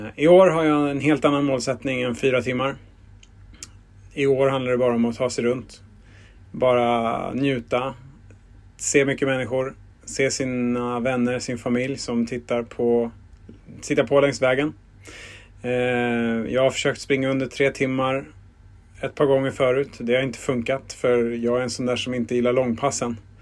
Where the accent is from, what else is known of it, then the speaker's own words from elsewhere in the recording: Stockholm, Stockholm County, Sweden; Jag är uppvuxen på Södermalm